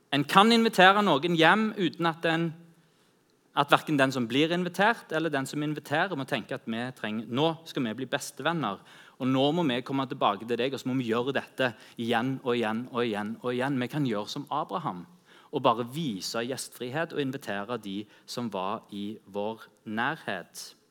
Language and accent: Norwegian; Norway